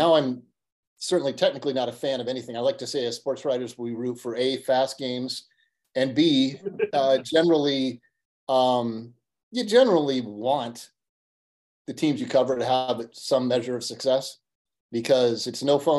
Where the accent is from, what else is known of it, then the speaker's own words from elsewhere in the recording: Ames, Iowa, United States; now in Ankeny, United States; born and raised in Ames